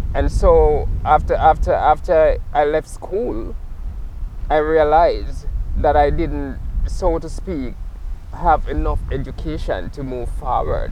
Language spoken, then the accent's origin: English; Jamaica; now in Nova Scotia, Canada; sometimes I'm creating from Jamaica